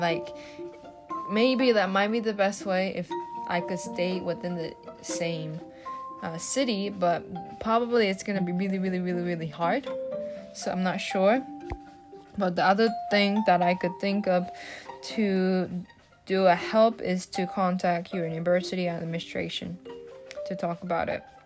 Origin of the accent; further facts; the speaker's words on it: Japan; English is a second language; moved away as an adult; now in Pennsylvania, United States; I'm from Japan and I study in Pennsylvania